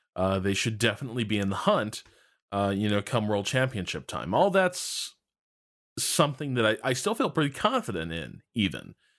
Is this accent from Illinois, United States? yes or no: yes; Chicago, Illinois, United States; we're both from Chicago.